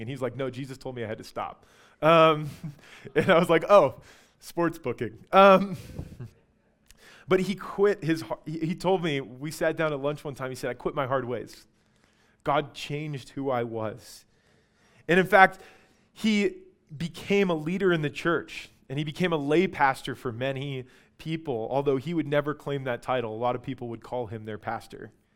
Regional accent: Albuquerque, New Mexico, United States; I grew up in Albuquerque

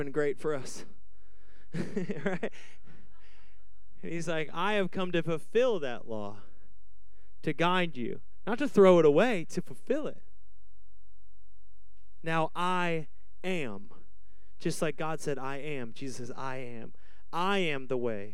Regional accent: Washington, United States; moved away as an adult; now in Arizona, United States; I'm from Washington

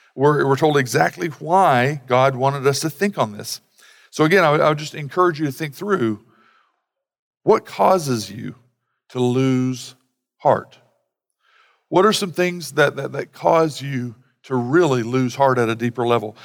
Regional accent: Sallisaw, Oklahoma, United States; I grew up in Salisaw where they had, you know, parimutuel betting.

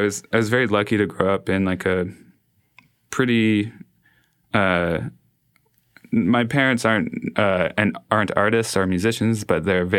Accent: Toronto, Ontario, Canada; moved away as an adult; also born or lived in Montreal; I grew up in East End, Toronto. And I went to high school in like an area more downtown Toronto.

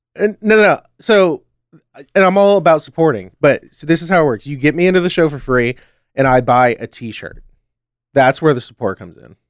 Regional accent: United States; I'm American

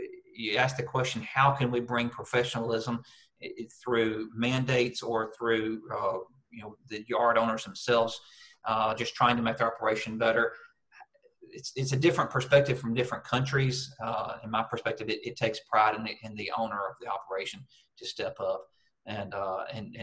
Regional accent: United States; moved away as an adult; now in Australia; I am an American

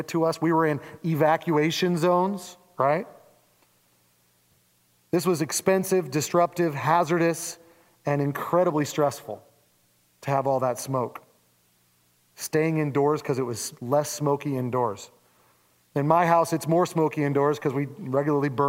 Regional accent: Oregon, United States; I'm very American

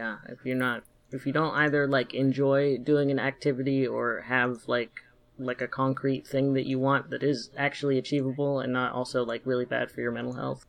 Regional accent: Sacramento Valley, Northern California, United States; also born or lived in Seattle, Washington; I am originally from Seattle, but I grew up kind of in the Northern California, Sacramento Valley area.

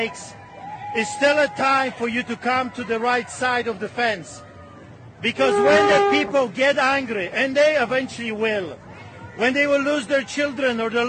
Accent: Poland; moved away; I grew up in Poland

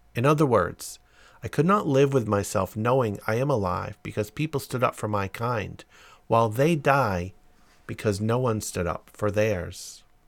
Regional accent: London, United Kingdom; I was born and raised in London

